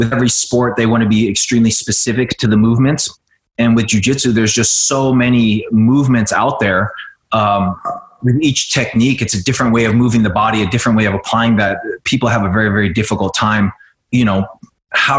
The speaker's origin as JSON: {"language": "English", "region": "Oklahoma", "country": "United States", "tie": "born or raised there", "also_born_or_lived": "Vietnam / East Coast / Los Angeles", "moved": "as an adult", "said": "I grew up on the East Coast for a few years, but I went through high school in Oklahoma"}